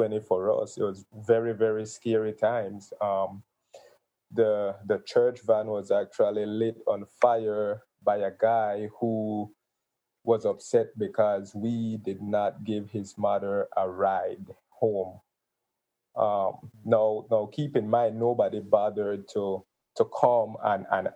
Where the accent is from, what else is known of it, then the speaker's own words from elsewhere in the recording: Gales Point, Belize District, Belize; moved away as an adult; now in Belize City, Belize; Gales Point is where I was raised. So that's my hometown